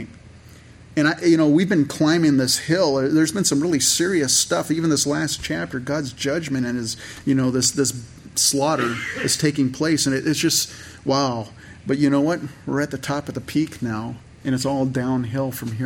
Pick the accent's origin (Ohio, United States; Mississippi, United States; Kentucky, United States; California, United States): California, United States; Santa Clara Valley; I grew up in California